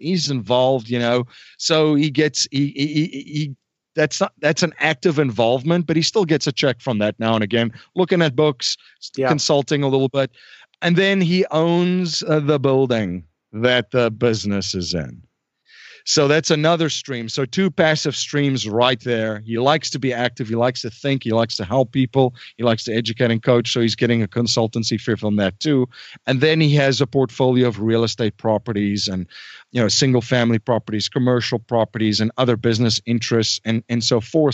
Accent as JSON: {"language": "English", "country": "South Africa", "tie": "born or raised there", "moved": "as an adult", "lives_now": "United States", "said": "I was born and raised in South Africa."}